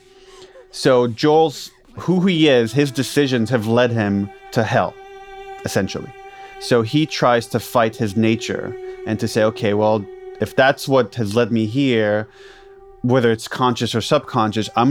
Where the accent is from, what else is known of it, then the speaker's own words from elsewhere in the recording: Israel; moved away; I'm originally from Israel